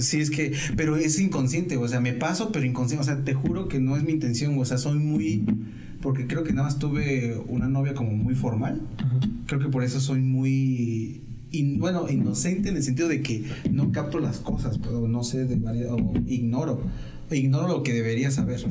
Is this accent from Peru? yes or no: no; Mexico; yo soy, yo soy de México